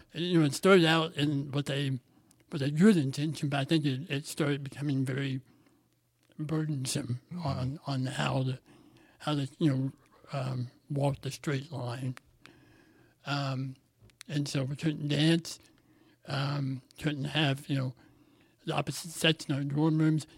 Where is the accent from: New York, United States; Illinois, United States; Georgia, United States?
Illinois, United States; Southern; your typical Southern Illinois uh, middle class white family